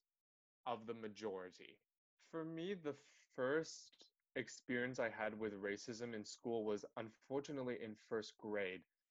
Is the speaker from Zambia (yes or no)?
no; Canada